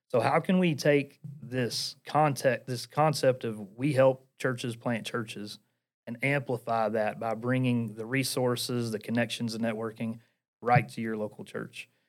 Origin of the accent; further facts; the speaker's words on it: Portland, Tennessee, United States; accent: Appalachian; I am from Portland, Tennessee. Uh, for those of you who are listening, you probably can notice I have an Appalachian accent